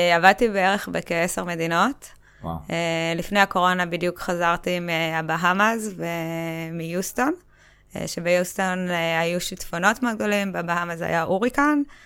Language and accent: Hebrew; Kokhav Yair, Central District, Israel; גדלתי בכוכב יאיר